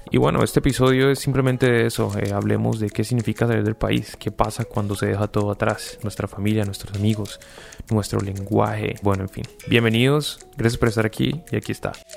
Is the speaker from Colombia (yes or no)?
yes; Colombia; now in United States